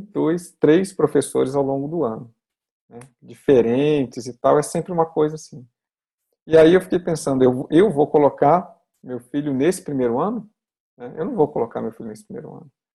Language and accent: Portuguese; Brazil; Eu sou brasileiro